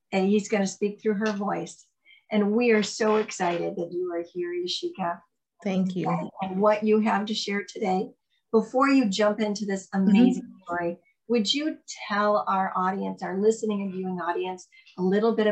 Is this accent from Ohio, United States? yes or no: yes; Ohio, United States; now in Minnesota, United States; that's where I live now. Yeah, originally from Ohio.